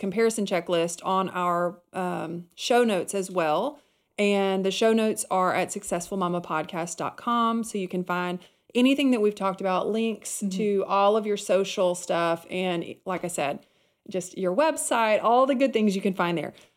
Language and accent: English; Alabama, United States; I'm from Alabama